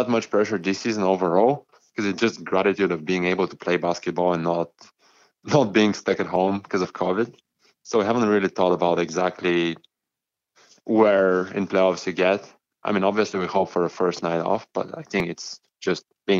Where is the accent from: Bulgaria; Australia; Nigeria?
Bulgaria; English is a second language; now in Winnipeg, California, United States; We Bulgarian education is pretty, especially in school, is pretty diverse.